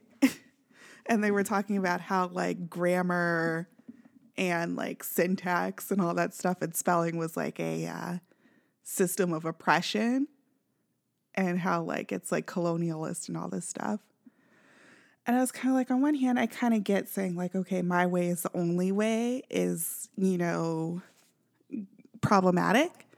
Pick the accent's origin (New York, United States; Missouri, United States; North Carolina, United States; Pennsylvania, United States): Missouri, United States; Kansas City; now in Southern California, United States